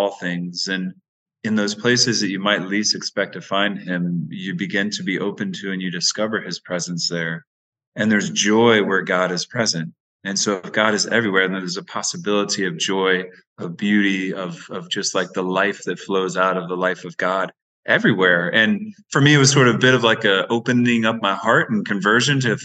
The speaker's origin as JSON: {"language": "English", "region": "Georgia", "country": "United States", "also_born_or_lived": "Nicaragua / Honduras", "moved": "as an adult", "lives_now": "Bronx, United States", "said": "I'm from Georgia"}